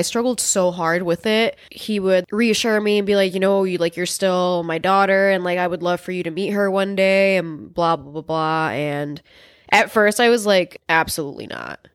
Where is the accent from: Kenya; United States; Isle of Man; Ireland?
United States; Chicago, Illinois; also born or lived in El Paso, Texas; here when I was, like, maybe four, four years old, something like that, and I've been in Chicago since then